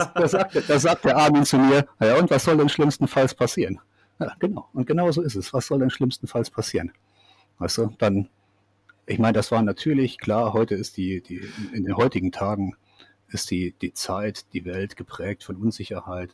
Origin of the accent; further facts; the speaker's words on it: Siegerland, North Rhine-Westphalia, Germany; moved away as an adult; also born or lived in Karlsruhe; now in New Zealand; das Siegerland, wo ich aufgewachsen bin